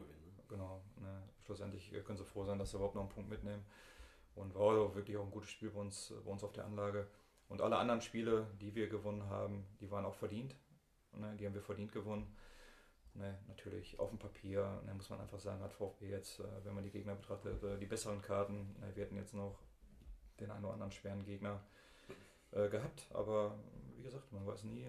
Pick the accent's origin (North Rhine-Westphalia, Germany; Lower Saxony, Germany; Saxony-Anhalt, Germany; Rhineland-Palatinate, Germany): North Rhine-Westphalia, Germany; Bottrop; Ich bin im Eigen aufgewachsen